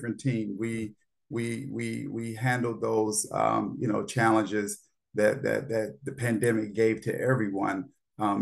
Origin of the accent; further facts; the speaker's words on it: Gary, Indiana, United States; moved away as an adult; now in Washington, D.C., United States; I grew up in Gary, Indiana